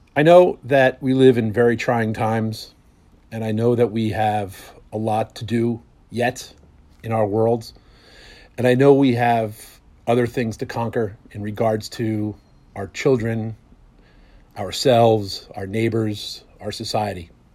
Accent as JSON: {"language": "English", "town": "Bloomfield", "region": "New Jersey", "country": "United States", "said": "I was from Bloomfield, New Jersey"}